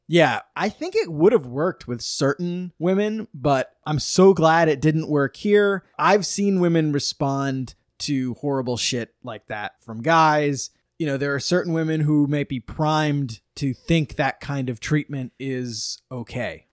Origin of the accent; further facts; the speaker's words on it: United States; being American